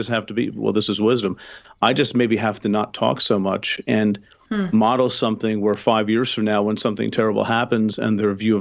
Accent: United States; I'm an American male

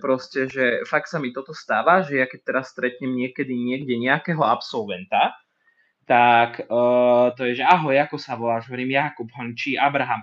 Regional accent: Martin, Žilina Region, Slovakia; moved away as an adult; now in Žilina, Slovakia; ja som z Martina, ja som chcel ísť akože čo najďalej, hej, ja som čo som v Žiline

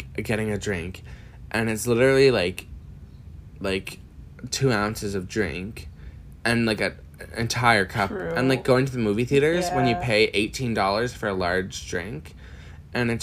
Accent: Miramichi, New Brunswick, Canada; moved away as an adult; now in Halifax, Canada; I come from Miramichi, New Brunswick, very small.

